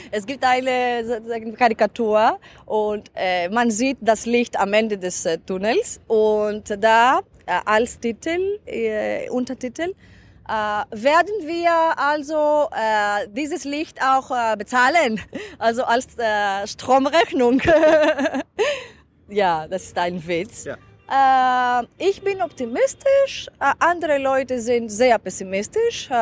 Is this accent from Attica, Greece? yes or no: no; Crete, Greece; German is a second language; ich bin auf Kreta geboren äh, und dort ist mein Dorf